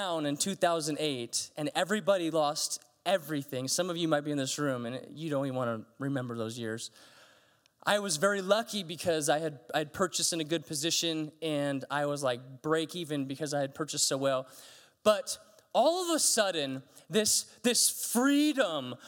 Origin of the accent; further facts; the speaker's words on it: United States; I'm American